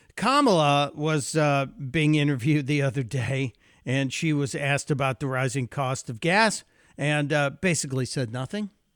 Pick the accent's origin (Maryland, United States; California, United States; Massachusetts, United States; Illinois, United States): Illinois, United States; Chicago; moved away; I was born in Chicago, and then, uh, we spent our wonder years on the near north side